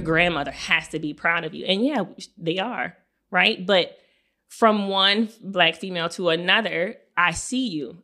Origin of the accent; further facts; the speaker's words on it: South Louisiana, United States; in our neighborhood where we grew up in La Paz